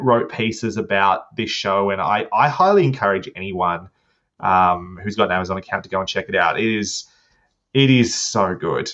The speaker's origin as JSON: {"language": "English", "country": "Australia", "said": "I'm Australian"}